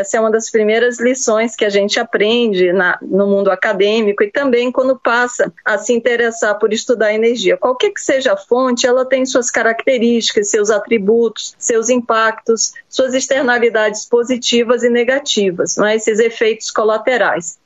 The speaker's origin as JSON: {"language": "Portuguese", "country": "Brazil", "said": "nós, como brasileiros"}